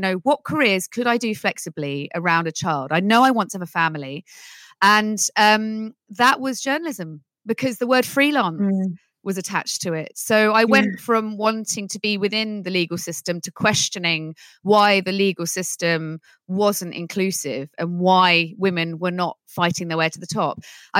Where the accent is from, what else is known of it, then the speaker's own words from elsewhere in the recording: Netherlands; I actually grew up speaking English and Dutch, and my Dutch accent was really strange. So I was always the odd one out there, but the odd one out in Holland is very celebrated.